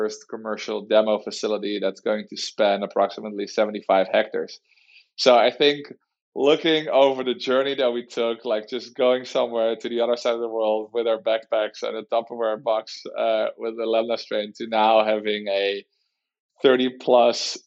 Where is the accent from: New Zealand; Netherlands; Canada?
Netherlands; moved away as an adult; now in San Diego, United States; we're from the Netherlands. We moved to the United States about 4 years ago to start Plantible.